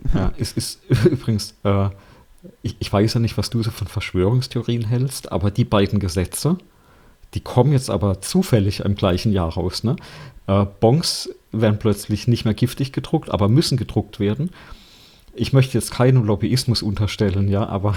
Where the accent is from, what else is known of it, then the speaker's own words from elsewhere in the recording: Germany; bei uns in Deutschland